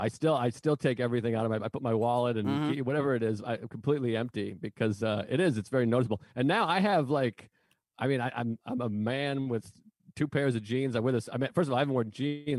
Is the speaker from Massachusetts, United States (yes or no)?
yes; Massachusetts, United States; now in New York, United States; at least I'm from Massachusetts.